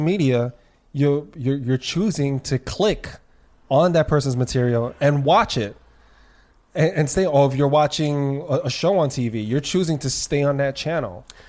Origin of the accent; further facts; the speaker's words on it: New York City, New York, United States; I'm born and raised in New York